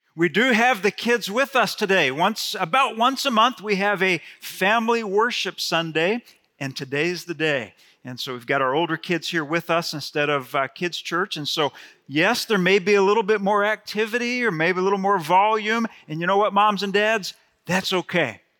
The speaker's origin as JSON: {"language": "English", "region": "Gulf Coast", "country": "United States", "tie": "born or raised there", "said": "I grew up on the Gulf Coast"}